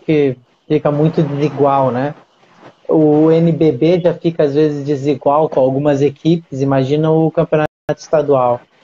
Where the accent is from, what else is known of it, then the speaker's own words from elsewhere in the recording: Uruguaiana, Rio Grande do Sul, Brazil; now in Rio de Janeiro, Brazil; a cidade onde eu nasci porque eu sou eu moro aqui no Rio de, no Rio de Janeiro só que eu sou de Uruguaiana, Rio Grande do Sul